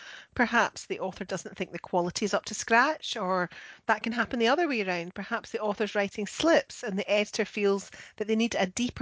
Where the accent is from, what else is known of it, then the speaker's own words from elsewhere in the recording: Scotland, United Kingdom; I'm the Scottish one.